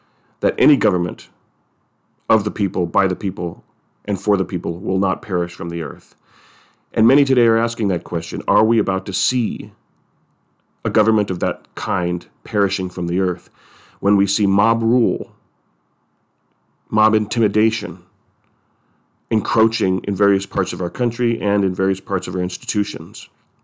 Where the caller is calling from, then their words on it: San Francisco, California, United States; I'm speaking from San Francisco.